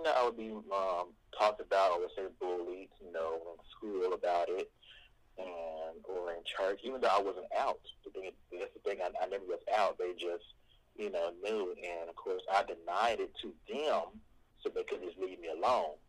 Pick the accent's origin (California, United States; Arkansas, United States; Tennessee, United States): Arkansas, United States; Osceola; moved away as an adult; now in Little Rock, United States; I am originally from Osceola, Arkansas